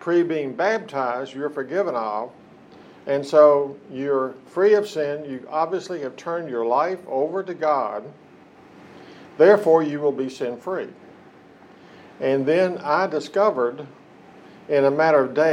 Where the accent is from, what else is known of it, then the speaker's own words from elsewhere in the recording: Hamlin, West Virginia, United States; I was born and raised in West Virginia, in Lincoln County. County seat is Hamlin.